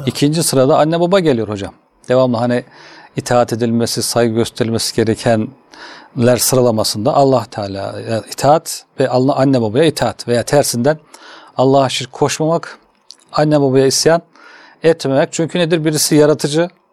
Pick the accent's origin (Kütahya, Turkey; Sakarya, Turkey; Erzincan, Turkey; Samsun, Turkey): Kütahya, Turkey; moved away as an adult; also born or lived in Istanbul; ben Kütahyalıyım hocam. Kütahya İmam Hatip